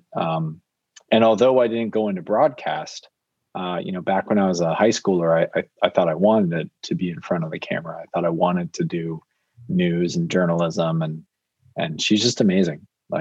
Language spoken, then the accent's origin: English; Naperville, Illinois, United States; I'm from Naperville, Illinois